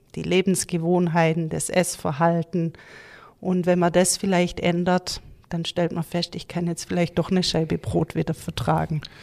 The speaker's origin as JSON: {"language": "German", "town": "Gaildorf", "region": "Baden-Württemberg", "country": "Germany", "tie": "born or raised there", "lives_now": "Uttenhofen, Germany", "said": "ich komme aus Galdorf, ähm, bin dort im Mehrgenerationshaus aufgewachsen"}